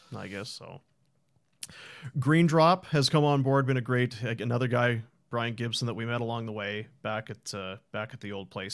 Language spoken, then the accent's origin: English; Manitoba, Canada; moved away; also born or lived in Thunder Bay; I was from Manitoba, I went to school in Thunder Bay